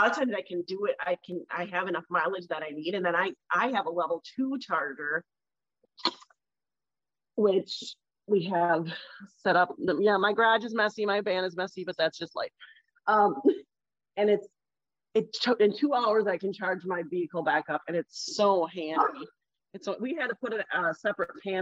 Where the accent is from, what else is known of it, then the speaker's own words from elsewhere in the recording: Sleepy Eye, Minnesota, United States; I'm from Sleepy Eye, Minnesota